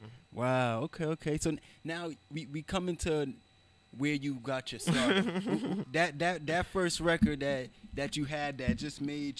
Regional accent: New York City, New York, United States; where I come from the Bronx in New York.

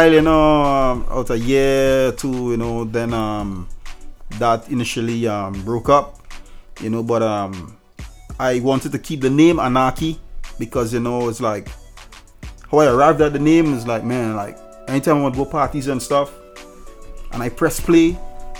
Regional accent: Moruga, Trinidad & Tobago; accent: Trinidad; moved away as an adult; now in United States; Did a lot of parties in my hometown, Maruga

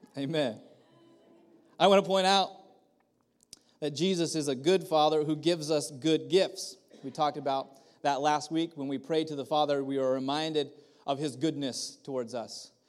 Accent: Kerman, California, United States; I grew up in Kerman

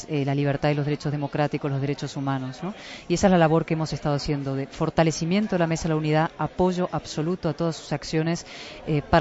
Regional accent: Spain; yo como española lo digo siempre, o sea, yo quiero para Venezuela lo mismo que quiero para mi país.

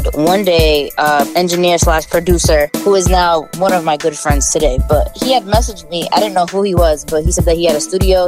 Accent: Brockton, Massachusetts, United States; also born or lived in Randolph, Massachusetts; I grew up in Brockton, Massachusetts, born and raised.

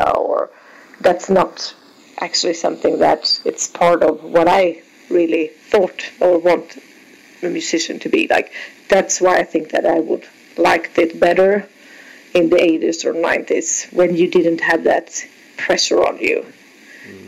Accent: Sweden; I'm from Sweden

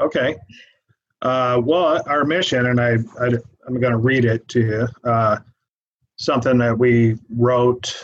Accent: Everett, Washington, United States; moved away as an adult; now in Tri-Cities, United States; originally, we're from the Everett area.

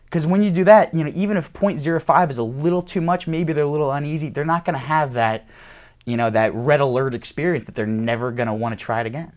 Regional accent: New York, United States; I'm from New York

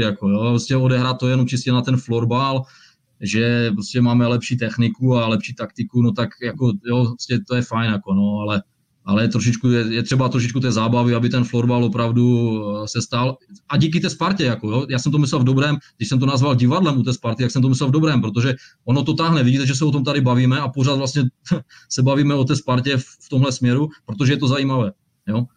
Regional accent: Ostrava, Moravian-Silesian Region, Czechia; jsem z Ostravy a že jsem Vítkovičák

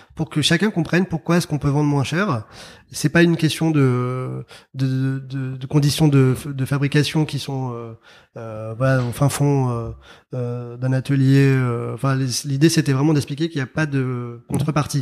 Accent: Paris, Île-de-France, France; also born or lived in Algiers, Algeria; j'ai grandi en région parisienne et à Paris

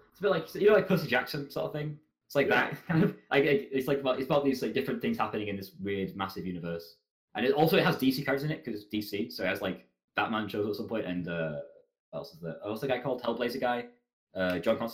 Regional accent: England, United Kingdom; I'm very bad at being English.

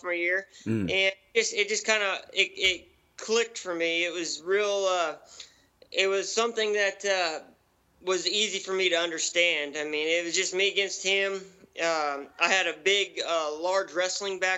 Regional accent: Grand Coulee, Washington, United States; I was born and raised in Grand Coulee on the Colville Reservation

